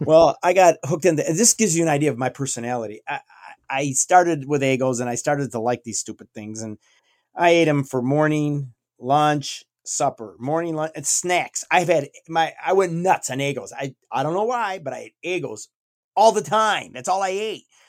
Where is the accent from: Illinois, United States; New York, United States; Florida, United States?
New York, United States; I'm from New York State